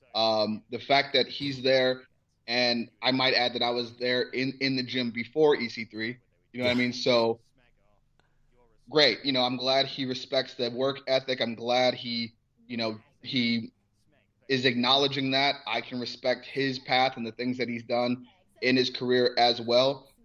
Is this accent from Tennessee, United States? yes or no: no; Cleveland, Ohio, United States; I'm from Cleveland